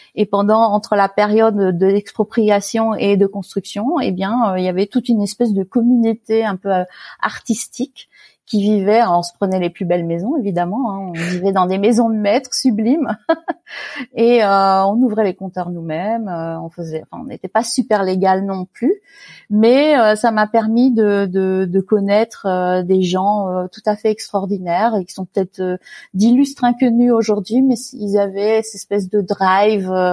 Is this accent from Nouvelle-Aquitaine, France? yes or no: no; Fayence, Provence-Alpes-Côte d'Azur, France; moved away as an adult; also born or lived in Paris region / Middle East / Pays-d'Enhaut, Switzerland; now in Switzerland; j'ai grandi euh, dans une très jolie propriété dans la région parisienne, euh, la première partie de ma vie. Ensuite, mes, parents ont déménagé et on est allé dans la Garrigue, euh, dans le sud de la France, dans un petit village qui s'appelait Fayence